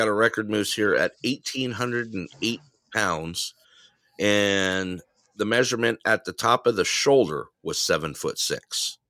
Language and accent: English; Big Bear Lake, California, United States; moved away; I grew up on the ski slopes. I grew up in Big Bear Lake